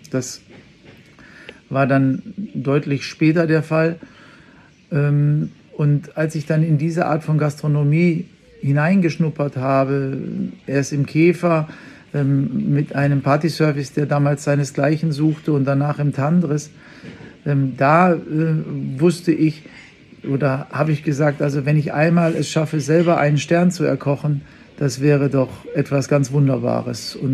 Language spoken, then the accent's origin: German; Bavaria, Germany; bei uns in Bayern sagt man ja die Semmeln oder die Brötchen